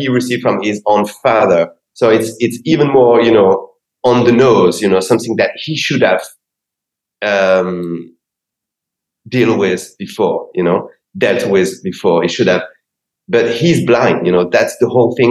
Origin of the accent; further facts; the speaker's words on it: Paris, Île-de-France, France; moved away as an adult; now in Los Angeles, United States; I come from Paris, and this is my city